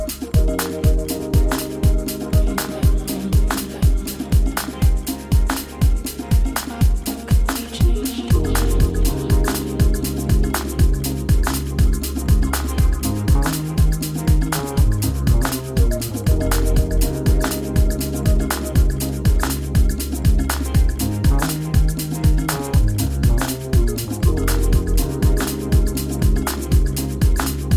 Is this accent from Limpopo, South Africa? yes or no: yes; Tsanini, Limpopo, South Africa; in Tsanini, my hometown.